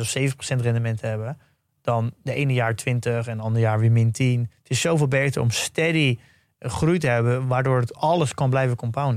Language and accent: Dutch; Netherlands; als Nederlander. dat je überhaupt geboren bent in Nederland